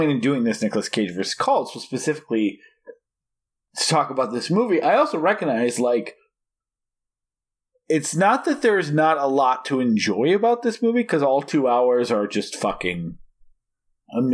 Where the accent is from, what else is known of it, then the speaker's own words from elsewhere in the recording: Oregon, United States; I was born in Oregon